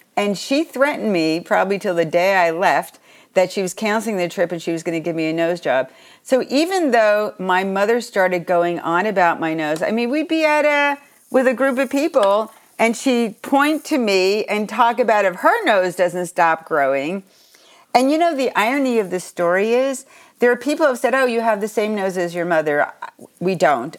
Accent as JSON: {"language": "English", "area": "Long Island", "region": "New York", "country": "United States", "tie": "born or raised there", "said": "where I grew up on Long Island"}